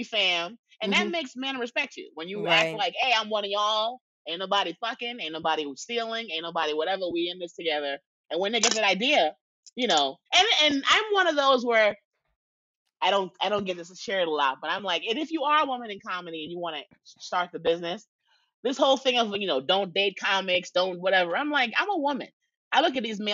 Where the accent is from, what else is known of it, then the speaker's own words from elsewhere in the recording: New York City, New York, United States; I'm from the Bronx